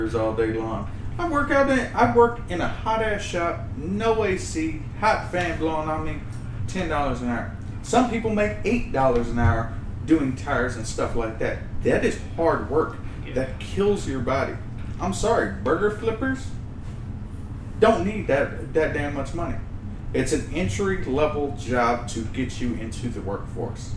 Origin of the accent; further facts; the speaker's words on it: Austin, Texas, United States; My whole life. Yeah. I was born and raised in Texas. I never left